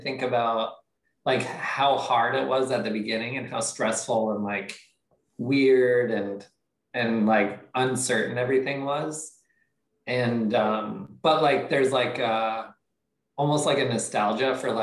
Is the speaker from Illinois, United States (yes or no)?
no; Steamboat Springs, Colorado, United States; moved away as an adult; also born or lived in San Francisco, California; now in Los Angeles, United States; I am originally from Colorado, Steamboat Springs, a little ski town.